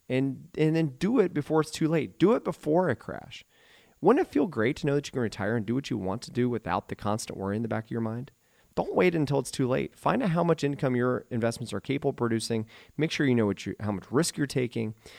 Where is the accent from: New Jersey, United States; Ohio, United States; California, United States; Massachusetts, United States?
Ohio, United States; Eaton; also born or lived in Dayton, Ohio / Oxford, Ohio / Beavercreek, Ohio; I was born and raised in Eaton, Ohio